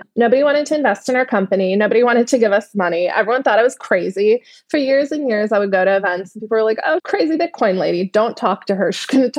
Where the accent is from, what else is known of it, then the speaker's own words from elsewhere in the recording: Netherlands; English is a second language; And my family is from Turkey. I grew up in the Netherlands, traveled a lot, lived in a lot of different places around the world.